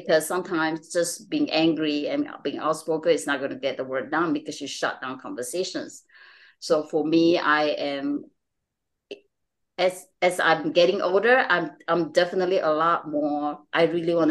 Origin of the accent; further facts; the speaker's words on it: Malaysia; moved away; I'm from Malaysia. I'm Chinese Malaysian.